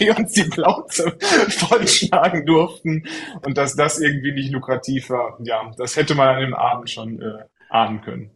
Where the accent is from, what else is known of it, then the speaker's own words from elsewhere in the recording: Troisdorf, North Rhine-Westphalia, Germany; also born or lived in Franconia; also ich bin aus Trostorf, genau. Ja. Äh, gebürtiger Franke tatsächlich, man hört es nicht. Äh, ich habe meine Grundschulzeit äh, dann äh, in Trostorf und Umgebung verbracht und äh, bin dann auch immer im Rheinland geblieben